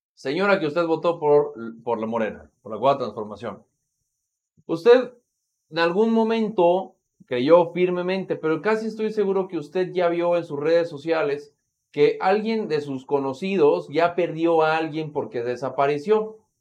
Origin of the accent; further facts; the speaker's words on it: Mexico; como mexicanos